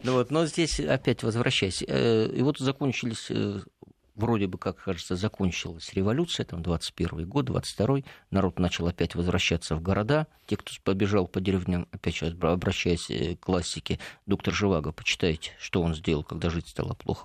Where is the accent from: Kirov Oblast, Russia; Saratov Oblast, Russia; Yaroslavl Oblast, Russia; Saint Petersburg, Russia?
Yaroslavl Oblast, Russia; Rybinsk; моему родному городу Рубинску